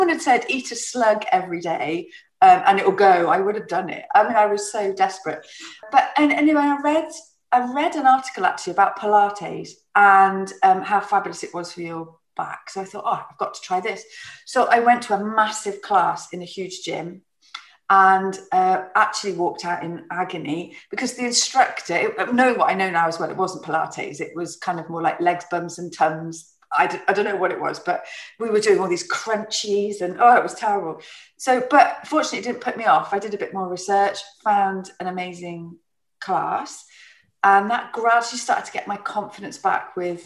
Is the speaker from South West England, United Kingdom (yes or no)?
yes; Plymouth, South West England, United Kingdom; I grew up in Plymouth